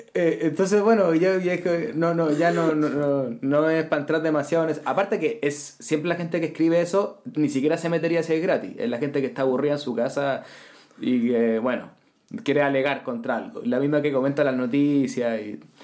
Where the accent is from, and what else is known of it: Chile